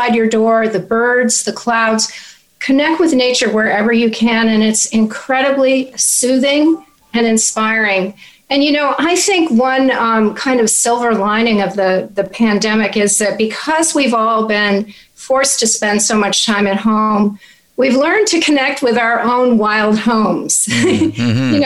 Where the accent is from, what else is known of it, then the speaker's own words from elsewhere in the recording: Vermont, United States; now in Washington, D.C., United States; I am also a country girl. I grew up in Vermont.